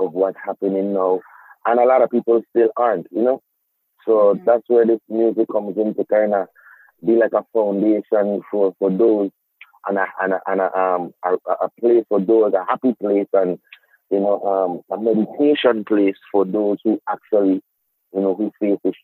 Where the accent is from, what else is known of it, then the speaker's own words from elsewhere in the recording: Charlotte Amalie, U.S. Virgin Islands; growing up in the Virgin Islands